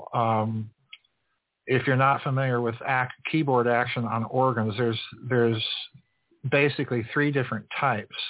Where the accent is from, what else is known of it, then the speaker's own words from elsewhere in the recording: Sioux Falls, South Dakota, United States; When I was a kid, I grew up in the Old Methodist Episcopal Church in Sioux Falls, South Dakota